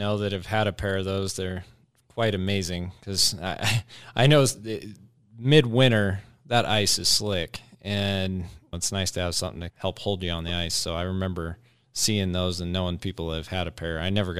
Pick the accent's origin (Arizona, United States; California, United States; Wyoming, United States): Wyoming, United States; Cheyenne; he's from Cheyenne, which is my hometown.